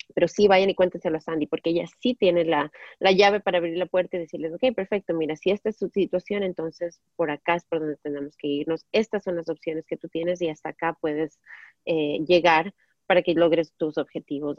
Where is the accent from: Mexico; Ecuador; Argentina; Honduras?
Ecuador; moved away as an adult; now in United States; allá en mi país